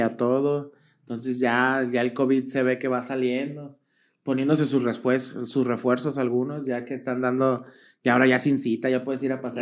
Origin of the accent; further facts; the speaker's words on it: Guadalajara, Jalisco, Mexico; somos de Guadalajara